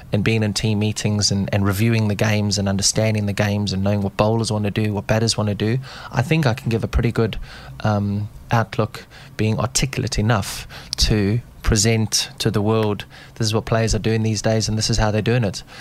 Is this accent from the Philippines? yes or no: no; South Africa; moved away; being South African and being brought up in, in, the outdoor spaces in Africa